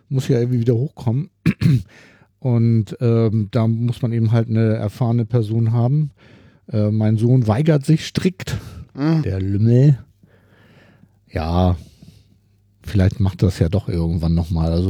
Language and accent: German; Berlin, Germany; als, als Berliner kann ich ja nicht